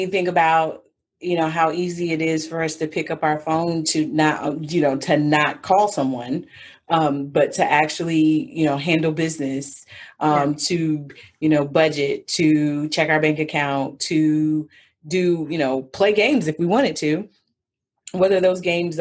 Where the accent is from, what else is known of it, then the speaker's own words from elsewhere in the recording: Georgia, United States; I grew up in Georgia